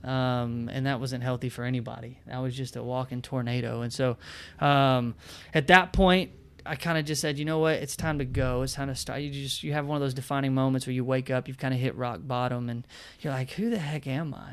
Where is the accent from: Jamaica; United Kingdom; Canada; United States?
United States; Bowling Green, Kentucky; also born or lived in Florida / Nashville; born and raised in Bowling Green, Kentucky